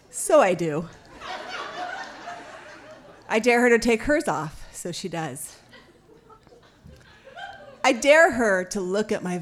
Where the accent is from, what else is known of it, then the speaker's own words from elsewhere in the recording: Oakland, California, United States; We grew up in Oakland, Oakland Naval Base.